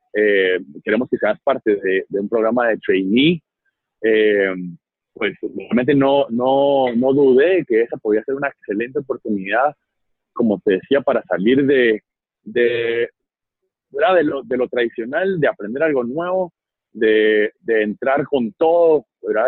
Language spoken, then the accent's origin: Spanish; Guatemala; como Chapín yo me siento muy orgulloso de nuestras empresas nacionales